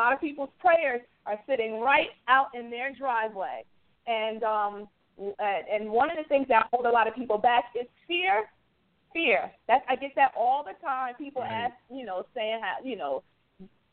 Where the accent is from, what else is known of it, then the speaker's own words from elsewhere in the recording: New Jersey, United States; I'm from New Jersey